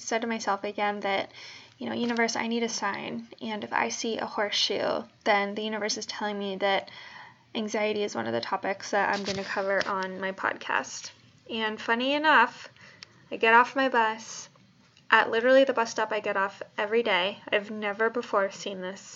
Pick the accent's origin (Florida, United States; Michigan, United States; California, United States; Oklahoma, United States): California, United States; Bay Area; also born or lived in New Jersey; I am originally from the Bay Area